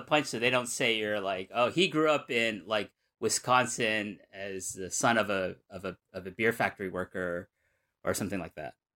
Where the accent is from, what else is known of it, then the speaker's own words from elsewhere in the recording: Numazu, Shizuoka, Japan; my hometown of Numazu